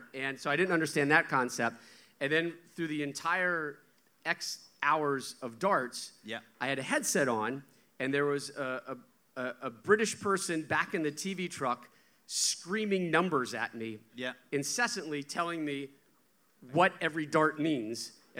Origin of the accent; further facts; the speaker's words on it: Connecticut, United States; I grew up in Connecticut.